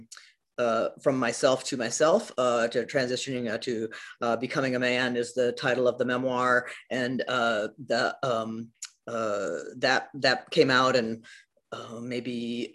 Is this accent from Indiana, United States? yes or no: yes; Elkhart, Indiana, United States; moved away; I'm from the Midwest, Elkhart, Indiana. So I grew up, I like to say, without a lot of culture.